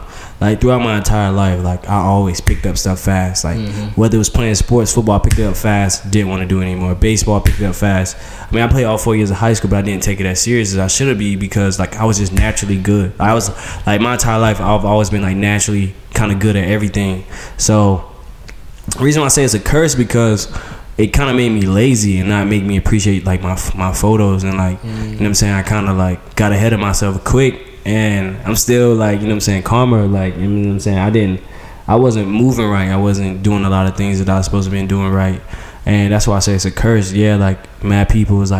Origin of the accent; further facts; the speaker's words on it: Goldsboro, North Carolina, United States; also born or lived in Fayetteville, North Carolina; I was born in Fayetteville, North Carolina, raised in Goldsboro